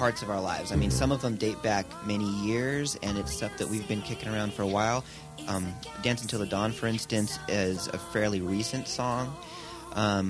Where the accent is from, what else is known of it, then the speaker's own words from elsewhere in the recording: Napa Valley, California, United States; now in Los Angeles, United States; originally I'm from the Napa Valley, the wine country.